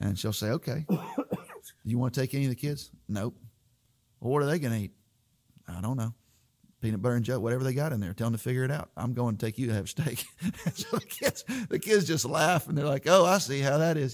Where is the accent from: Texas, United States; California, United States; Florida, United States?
Florida, United States; moved away as an adult; as a kid growing up in Florida